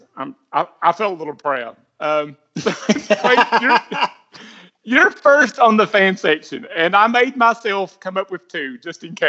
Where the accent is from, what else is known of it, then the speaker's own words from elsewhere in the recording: United States; I'm an American